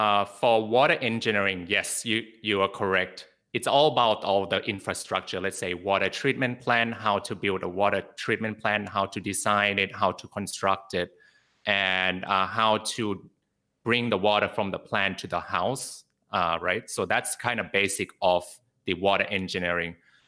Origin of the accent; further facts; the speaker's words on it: Bangkok, Thailand; also born or lived in Sydney, Australia; Because I was born in Sydney, Australia, and I also grew up in Bangkok, Thailand.